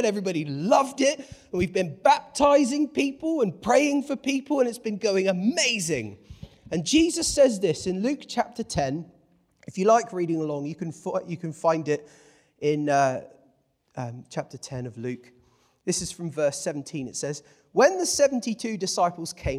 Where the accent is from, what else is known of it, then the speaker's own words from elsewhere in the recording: England, United Kingdom; I'm English, whether I like it or not. Both my parents were English. And I've accidentally become English because I've spent my life hanging out with English people